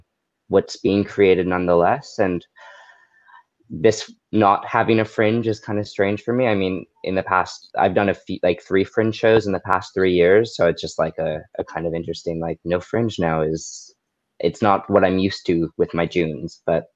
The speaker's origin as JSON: {"language": "English", "town": "Montreal", "region": "Quebec", "country": "Canada", "tie": "born or raised there", "said": "I am born and raised in Montreal"}